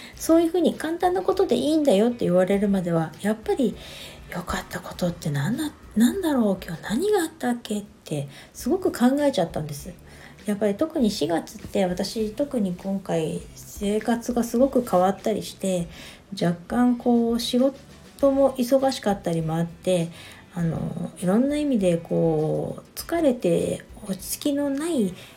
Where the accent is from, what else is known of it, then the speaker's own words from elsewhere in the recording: Niigata, Japan; moved away; 私の実家新潟の方にちょっと帰ってこようと思